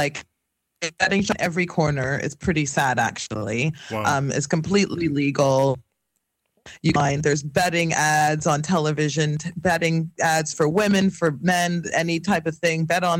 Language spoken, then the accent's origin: English; Canada; moved away; I'm from Canada